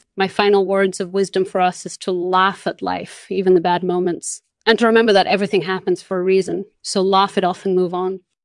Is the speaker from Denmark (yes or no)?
no; Brazil; born or raised there; moved away as an adult; also born or lived in Spain; now in Netherlands